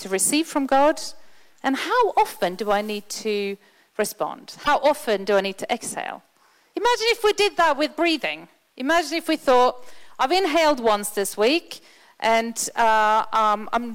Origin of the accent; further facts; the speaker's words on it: Sweden; moved away; I'm from Sweden